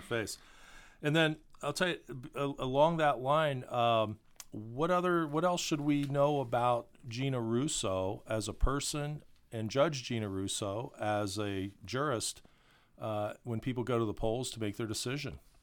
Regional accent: Columbus, Ohio, United States; a lot of kids growing up in Columbus

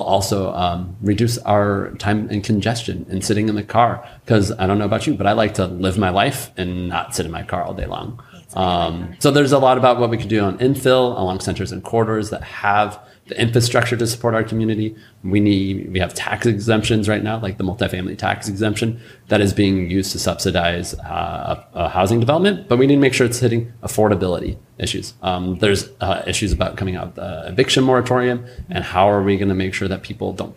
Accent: Spokane, Washington, United States; I grew up in District 3, spent most of my life in the district, graduated from NC

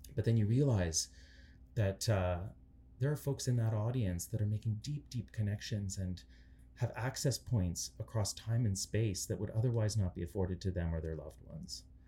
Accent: Canada; I'm Ukrainian Canadian

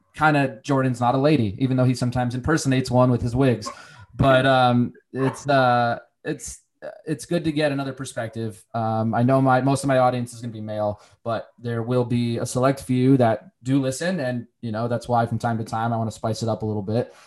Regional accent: Connecticut, United States; moved away as an adult; also born or lived in Charlotte / Virginia; I've lived in Charlotte, I've lived in Virginia, I'm from Connecticut. You know, my family's local, but you know, I've lived all over the place for various opportunities.

